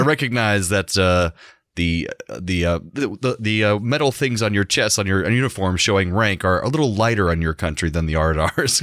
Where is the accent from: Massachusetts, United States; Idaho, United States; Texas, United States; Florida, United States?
Florida, United States; Orlando; I grew up and live in Orlando all this time.